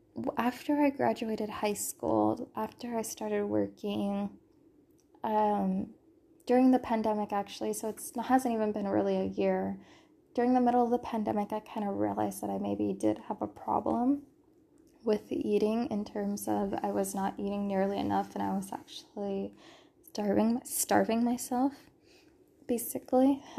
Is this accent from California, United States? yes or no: yes; California, United States; moved away; I'm a born and raised Californian